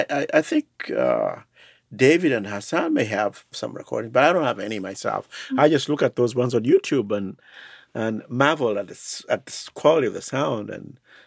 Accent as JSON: {"language": "English", "country": "Uganda", "also_born_or_lived": "Twin Cities, Minnesota", "moved": "yes", "said": "I was from Uganda."}